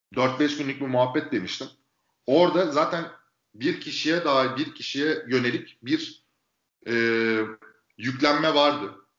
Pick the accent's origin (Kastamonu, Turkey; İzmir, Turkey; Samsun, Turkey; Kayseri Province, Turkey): İzmir, Turkey; moved away as an adult; now in Istanbul, Turkey; İzmir'de doğdum. 84'te İzmir'de doğdum. Bon Anadolu okudum. 18 yaşında İstanbul'a geldim.